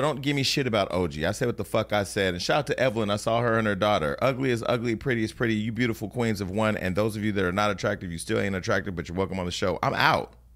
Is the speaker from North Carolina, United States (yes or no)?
no; Stockton, California, United States; now in Los Angeles, United States; the mayor of my hometown